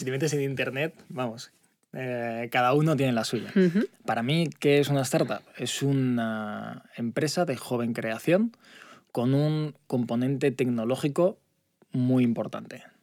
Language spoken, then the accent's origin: Spanish; Zaragoza, Aragon, Spain; born there; seguir abriendo en Madrid, Barcelona, Zaragoza, que es donde, donde yo nací, que también, bueno, eh, por mi parte personal me hace mucha